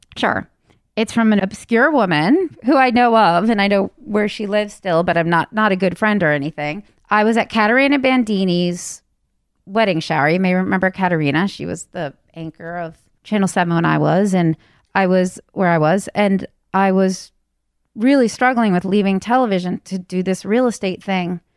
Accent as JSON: {"language": "English", "town": "Wayland", "region": "Massachusetts", "country": "United States", "tie": "born or raised there", "also_born_or_lived": "California", "said": "I was raised out here in Wayland, Massachusetts."}